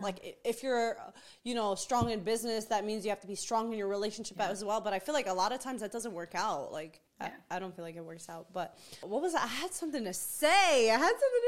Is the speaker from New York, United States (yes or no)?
yes; New York City, New York, United States; I grew up in Queens, New York, where everybody was a savage